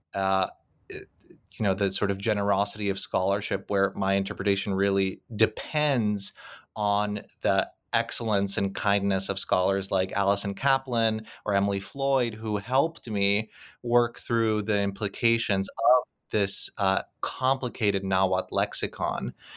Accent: Krakow, Lesser Poland, Poland; moved away; the fields outside of Krakow, which happens to be my hometown.

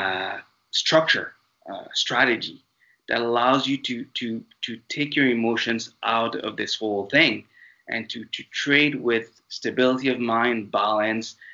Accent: France; accent: French intonations; English is a second language; moved away as an adult; also born or lived in Mauritius; now in Canada; this little accent of mine that you'll hear throughout this podcast is because I was raised in France. I'm originally from a tiny tropical island called Mauritius

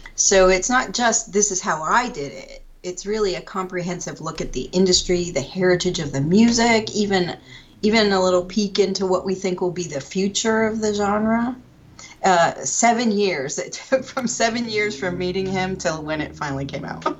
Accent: Pennsylvania, United States; moved away as an adult; also born or lived in Georgia / Maryland; now in New Jersey, United States; I grew up in Pennsylvania

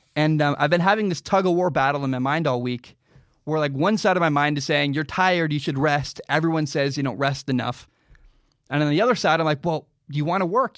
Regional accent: United States; I grew up in America

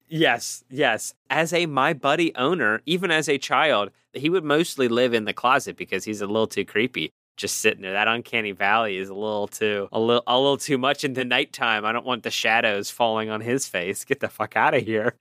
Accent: Pittsburgh, Pennsylvania, United States; accent: Pittsburgh; my ridiculous Pittsburgh accent

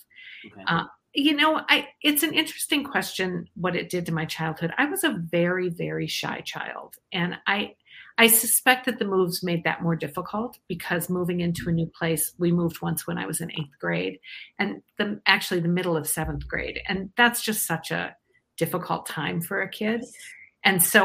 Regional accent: Iowa, United States; now in Eden Prairie, United States; I'm actually from Iowa originally

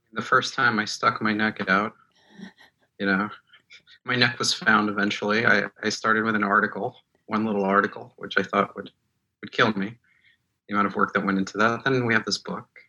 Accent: Moscow, Russia; English is a second language; moved away; I was born in Moscow. I speak Russian

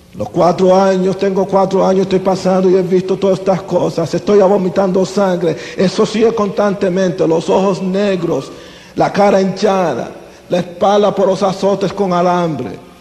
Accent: Las Piedras, Puerto Rico; Yo soy puertorriqueño. Nací aquí en Puerto Rico en un lugar humilde pequeño llamado Las Piedras, entre Humacao y Junco.

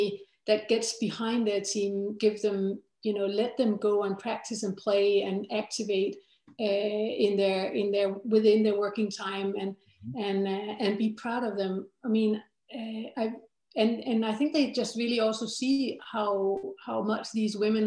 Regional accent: Denmark; I come from Denmark

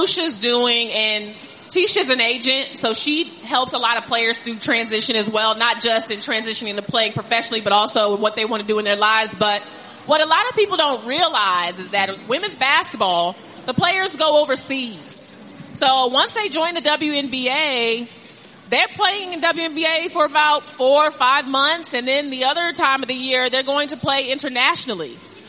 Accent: Virginia, United States; So I fell in love with this team because I was from Virginia.

